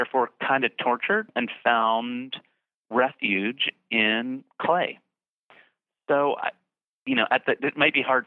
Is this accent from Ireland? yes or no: no; Bridgeton, New Jersey, United States; I grew up in a town called Bridgeton, New Jersey, that really is in the middle of nowhere